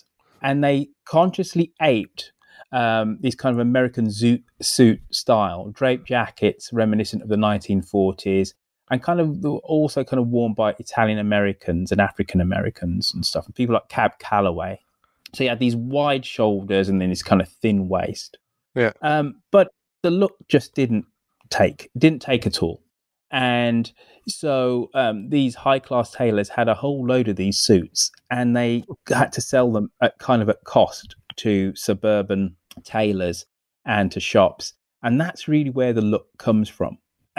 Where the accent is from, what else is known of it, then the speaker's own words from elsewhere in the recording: Birmingham, West Midlands, United Kingdom; now in Canada; being a Brummie